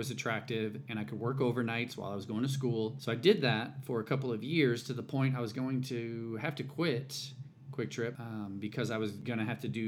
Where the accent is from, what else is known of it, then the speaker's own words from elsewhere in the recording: St. Louis, Missouri, United States; I grew up in St. Louis